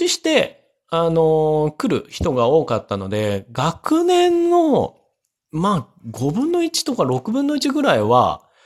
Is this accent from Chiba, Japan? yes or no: yes; Chiba, Japan; 多分、その地域が塾が多い地域で、かつ都内に出やすい千葉県なんですよ